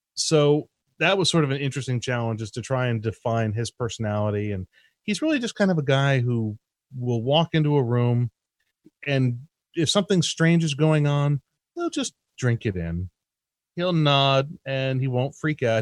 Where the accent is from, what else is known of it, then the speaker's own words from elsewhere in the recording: Easthampton, Massachusetts, United States; moved away; I grew up in East Hampton, Massachusetts.